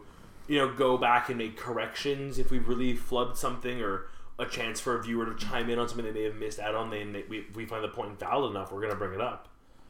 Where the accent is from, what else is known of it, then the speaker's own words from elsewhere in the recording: Montreal, Quebec, Canada; here in Montreal, we are, especially where you and I grew up, that very upper class